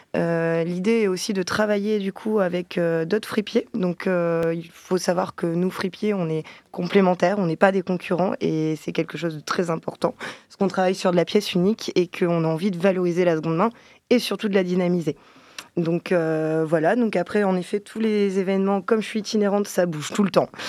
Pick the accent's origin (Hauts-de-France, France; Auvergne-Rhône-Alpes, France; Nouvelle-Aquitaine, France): Hauts-de-France, France; Lille; moved away; je suis originaire de Lille